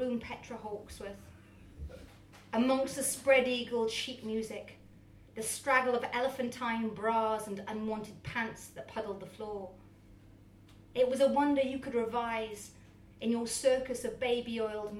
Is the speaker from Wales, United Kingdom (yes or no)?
yes; Matlock, Wales, United Kingdom; I grew up in Matlock, very small kind of like village town